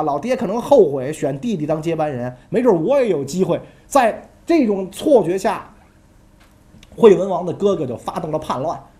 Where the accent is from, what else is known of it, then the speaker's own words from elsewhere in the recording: China; 拜托，是日本人穿着我们中国人的服装好不好？